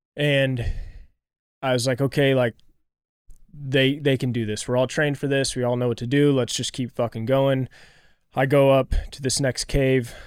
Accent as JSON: {"language": "English", "town": "Kansas City", "region": "Missouri", "country": "United States", "tie": "born or raised there", "said": "growing up in Kansas City, just right down the road from you guys"}